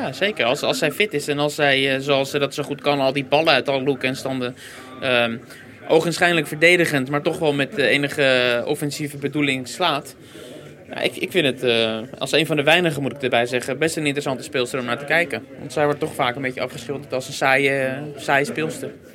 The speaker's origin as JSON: {"language": "Dutch", "country": "Netherlands", "said": "als Nederlanders"}